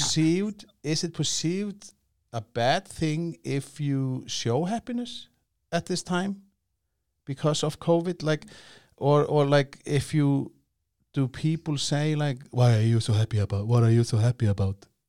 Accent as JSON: {"language": "English", "country": "Iceland", "said": "I come from Iceland"}